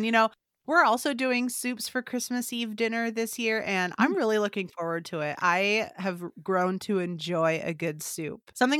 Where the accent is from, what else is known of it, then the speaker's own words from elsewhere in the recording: Illinois, United States; now in Nebraska, United States; I'm from Illinois. I was born and raised there.